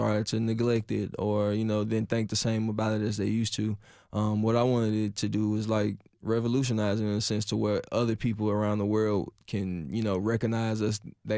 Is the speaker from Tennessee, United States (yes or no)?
yes; Nashville, Tennessee, United States; oh, Cashville, yeah, yeah, I'm from Cashville. Yep, that's Nashville, Tennessee.